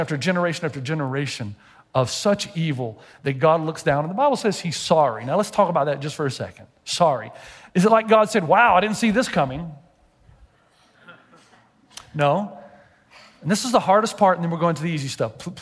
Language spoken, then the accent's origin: English; Tennessee, United States; I'm from Tennessee.